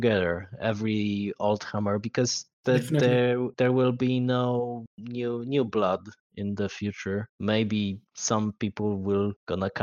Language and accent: English; Poland; I am a player from Poland